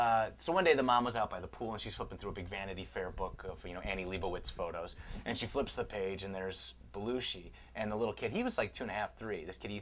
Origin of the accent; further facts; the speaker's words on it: Chicago, Illinois, United States; now in Los Angeles, United States; I'm from Chicago.